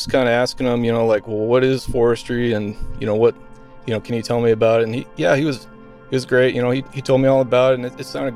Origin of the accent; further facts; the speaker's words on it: Colorado, United States; moved away as an adult; also born or lived in Minnesota; now in Alaska, United States; As a young kid, I grew up in Colorado